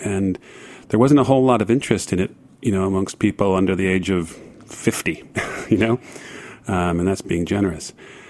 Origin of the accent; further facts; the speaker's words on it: United States; accent: American; moved away as an adult; also born or lived in Ohio; now in London, United Kingdom; obviously by my accent, you can tell I'm an American